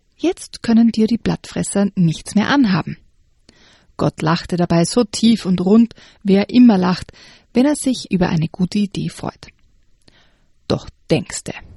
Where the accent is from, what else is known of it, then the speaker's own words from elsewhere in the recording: Graz, Styria, Austria; wo ich herkomme, aus Graz